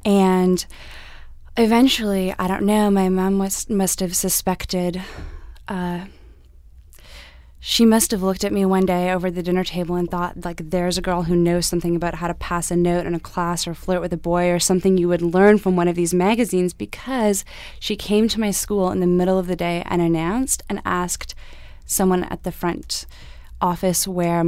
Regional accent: Canada; I am Canadian.

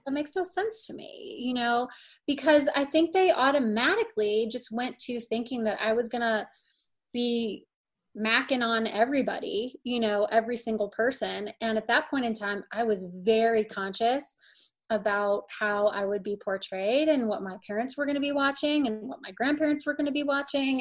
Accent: St. Louis, Missouri, United States; moved away as an adult; also born or lived in Indianapolis, Indiana / Miami, Florida / Los Angeles, California; now in Colorado, United States; my very first memory is actually moving to St. Louis. So um, I was raised in St. Louis.

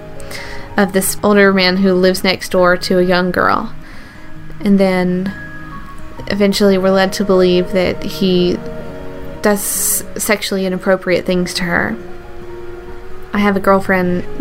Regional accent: the South, United States; I grew up in the South

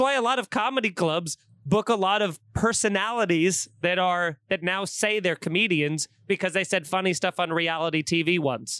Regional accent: Long Island, New York, United States; growing up in Long Island

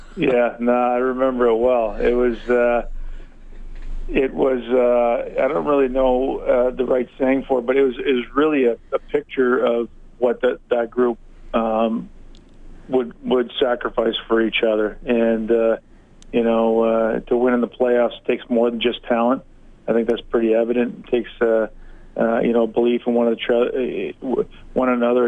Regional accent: Hamilton, Ontario, Canada; my hometown of Hamilton

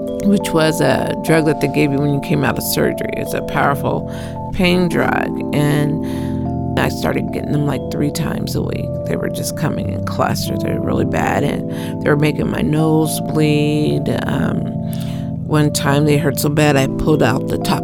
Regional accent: Portland, Oregon, United States; I was raised here in Portland, Oregon

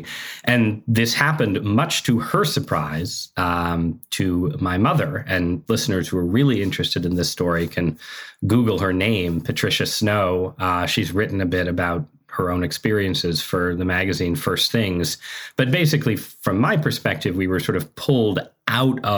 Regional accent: Southern Connecticut, United States; I grew up in Southern Connecticut

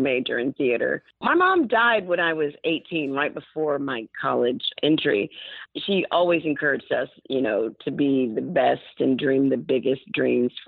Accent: Montgomery, Alabama, United States; moved away as an adult; I am from Montgomery

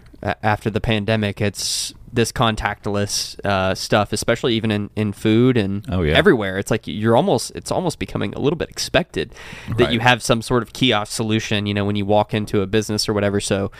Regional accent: Kentucky, United States; from Kentucky.

